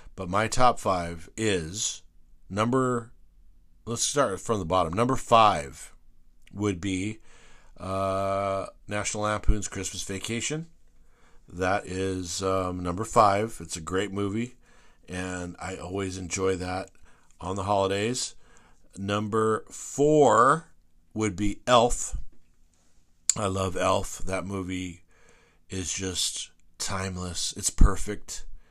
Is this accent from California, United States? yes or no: yes; Whittier, California, United States; I grew up in West Whittier.